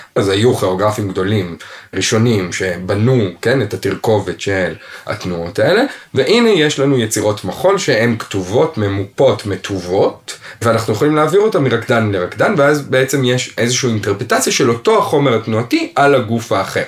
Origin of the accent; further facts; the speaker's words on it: Israel; אני גדלתי בישראל ולמדתי במגמה בתיכון